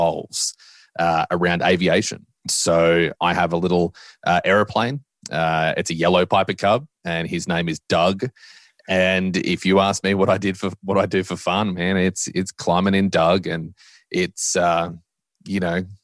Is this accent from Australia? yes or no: yes; Australia; now in Nashville, United States; I now live in Middle Tennessee. I live in the Nashville area, but man, I grew up in Australia by the beach